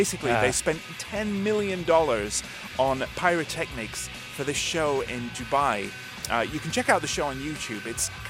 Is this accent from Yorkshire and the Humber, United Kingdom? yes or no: yes; Leeds, Yorkshire and the Humber, United Kingdom; now in Gwangju, South Korea; They're from my hometown, Leeds, England.